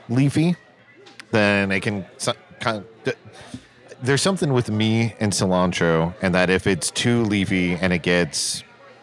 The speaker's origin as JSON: {"language": "English", "town": "Seattle", "region": "Washington", "country": "United States", "tie": "born or raised there", "said": "when I was growing up in Seattle"}